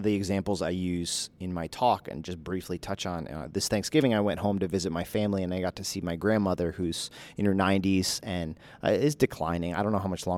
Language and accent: English; United States; us as American evangelical Christians